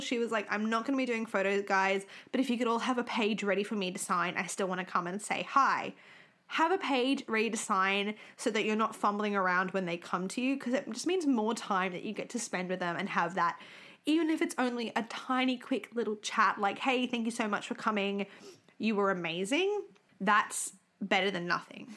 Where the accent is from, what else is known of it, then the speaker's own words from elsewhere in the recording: Australia; We're from Australia